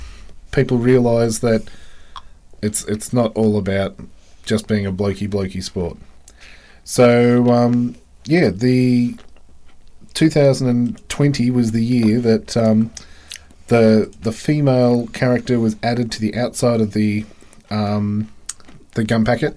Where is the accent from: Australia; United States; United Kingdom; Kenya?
Australia